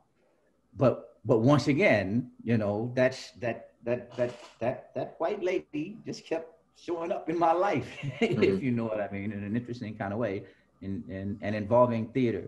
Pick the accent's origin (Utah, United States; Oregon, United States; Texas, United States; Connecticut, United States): Texas, United States; Fort Worth; moved away; also born or lived in New Jersey; I grew up in Texas